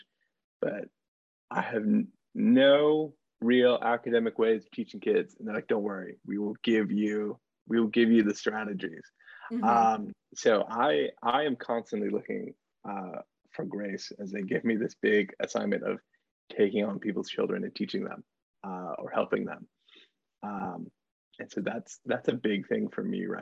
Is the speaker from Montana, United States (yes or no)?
yes; Montana, United States; moved away as an adult; now in Norfolk, United States; I am originally from Montana, but now live here in beautiful, sometimes southeastern Virginia